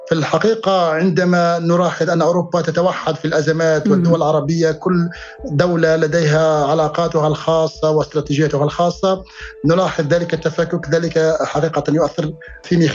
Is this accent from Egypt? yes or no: no; Algeria; كجزائري للاسف الشديد يؤسفني ان اقول بان هناك محيال جماعي عربي جديد